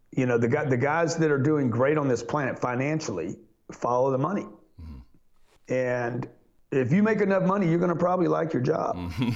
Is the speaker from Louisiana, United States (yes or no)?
yes; Lake Charles, Louisiana, United States; I grew up in Lake Charles